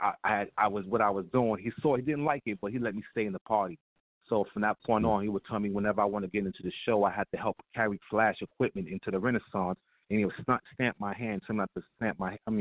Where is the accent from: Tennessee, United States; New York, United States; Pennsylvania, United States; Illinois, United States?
New York, United States; New York City; I'm born and raised in Harlem, USA